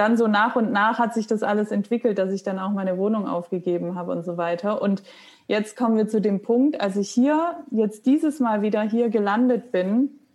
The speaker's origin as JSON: {"language": "German", "town": "Stuttgart", "region": "Baden-Württemberg", "country": "Germany", "also_born_or_lived": "Hamburg / Munich", "moved": "as an adult", "lives_now": "Berlin, Germany", "said": "ich komme aus Stuttgart"}